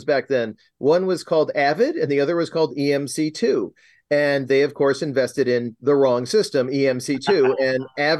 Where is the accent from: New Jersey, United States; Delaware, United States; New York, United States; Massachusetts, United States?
New York, United States; Rochester; moved away as an adult; I'll go back to my hometown for a little while. And it was this is Rochester, New York